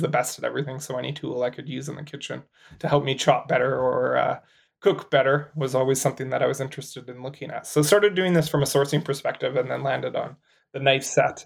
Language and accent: English; Canada; As a Canadian